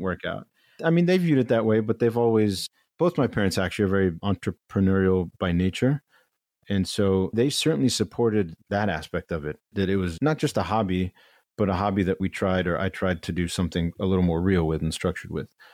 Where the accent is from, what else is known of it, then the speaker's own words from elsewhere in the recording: Chagrin Falls, Ohio, United States; moved away as an adult; now in New York, United States; chagrin falls is this, this small town eastern suburb of cleveland where I, I grew up